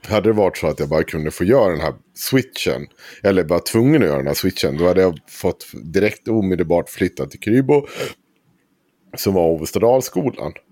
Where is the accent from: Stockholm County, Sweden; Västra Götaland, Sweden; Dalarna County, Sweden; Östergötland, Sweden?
Dalarna County, Sweden; Avesta; Vi flyttade till Krylbo från Avesta centrum.